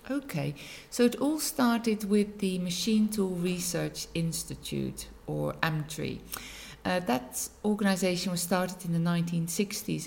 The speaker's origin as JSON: {"language": "English", "country": "Netherlands", "tie": "born or raised there", "moved": "as an adult", "lives_now": "Macclesfield, United Kingdom", "said": "I was born in the Netherlands. I've been in Macclesfield 17 years now"}